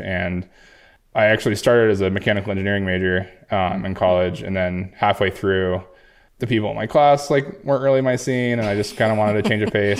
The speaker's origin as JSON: {"language": "English", "town": "Jackson", "region": "Wyoming", "country": "United States", "tie": "born or raised there", "said": "I grew up in Jackson, Wyoming"}